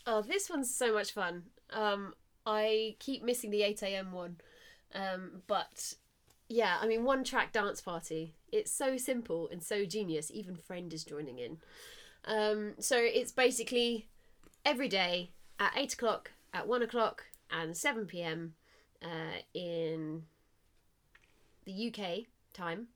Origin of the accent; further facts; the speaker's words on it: Southampton, South East England, United Kingdom; I'm from Southampton